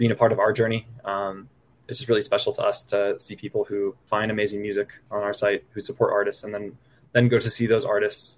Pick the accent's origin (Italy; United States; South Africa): United States; the Bay Area, California; moved away as an adult; also born or lived in Boston; now in Denver, United States; I grew up in the Bay Area and then went to college in Boston and currently based in Denver